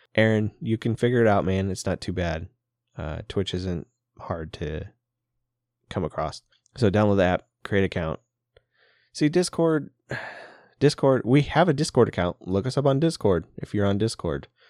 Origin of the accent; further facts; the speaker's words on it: Papillion, Nebraska, United States; moved away; we're from the Papillion area